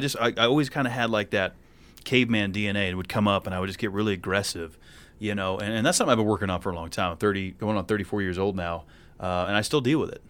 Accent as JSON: {"language": "English", "region": "New England", "country": "United States", "tie": "born or raised there", "moved": "as an adult", "said": "I grew up in New England"}